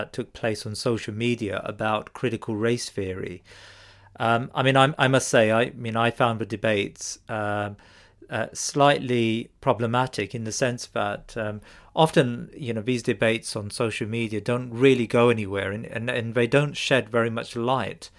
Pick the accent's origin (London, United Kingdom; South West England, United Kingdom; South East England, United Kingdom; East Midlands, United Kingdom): London, United Kingdom; I grew up in London